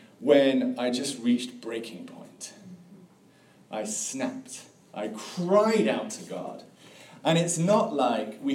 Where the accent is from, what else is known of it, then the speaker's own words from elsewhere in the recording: England, United Kingdom; now in Tallahassee, United States; as you can probably hear, I grew up in England